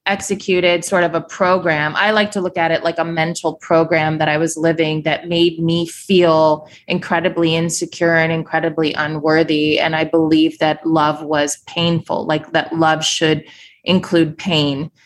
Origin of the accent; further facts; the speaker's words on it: Kansas City, Missouri, United States; moved away as an adult; also born or lived in New York City; left my hometown of Kansas City, Missouri, moved to New York City with my then husband. This was 15 years ago